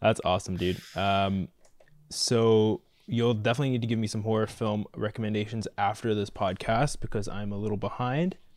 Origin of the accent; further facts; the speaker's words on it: Mississauga, Ontario, Canada; I grew up in Mississauga